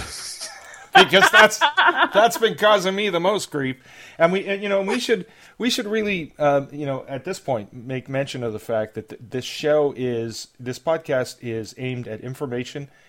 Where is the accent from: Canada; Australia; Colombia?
Canada; I'm Canadian